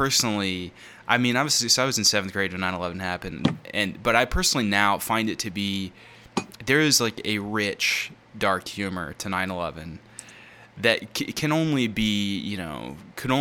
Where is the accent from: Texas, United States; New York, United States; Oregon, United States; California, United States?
Texas, United States; Longview; we grew up in Longview, Texas, where I'm currently living.